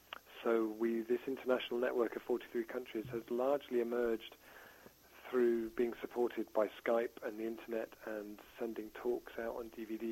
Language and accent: English; Ireland; now in Totnes, United Kingdom; So I moved from Ireland to the UK in 2005 to this beautiful market town I live called Totnes